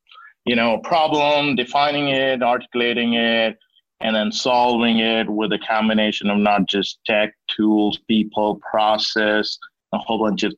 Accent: Bengaluru, Karnataka, India; So I grew up in India, and you know, as you can imagine, India had a kind of Silicon Valley, and I grew up in that city, did my early schooling in Bangalore.

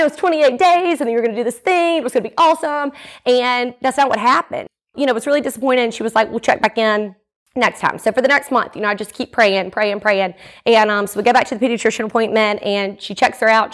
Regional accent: Jackson, Mississippi, United States; also born or lived in Atlanta; I was born and raised here in the Jackson area

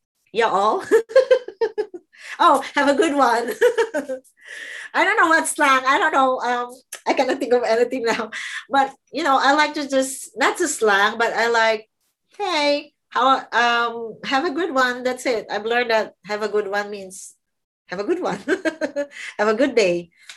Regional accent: Qatar; English is a second language; because I came from Qatar and I was scared to talk to the doctor.

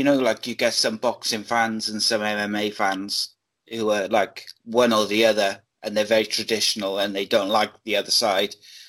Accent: Wales, United Kingdom; obviously, I'm a Welshman

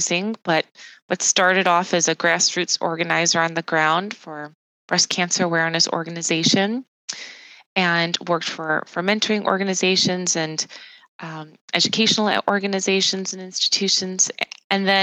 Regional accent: Chicagoland, suburb of Chicago, Illinois, United States; I was born in the Chicagoland area in a suburb of Chicago

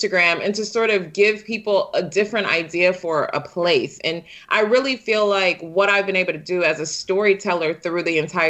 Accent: Detroit, Michigan, United States; I was born and raised in Detroit

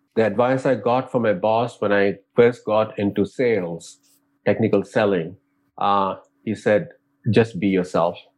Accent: India; moved away; growing up in India

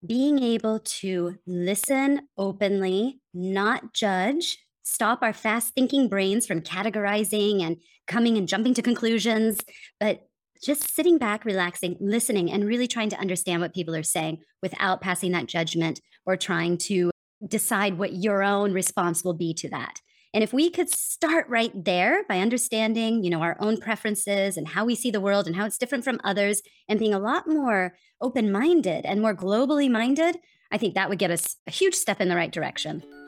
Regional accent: United States; accent: general American; moved away; also born or lived in Denmark; I'm from America

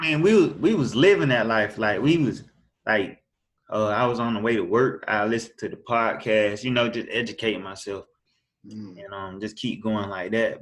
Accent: Augusta, Georgia, United States; I'm from Augusta, Georgia. Um, I was born and raised here.

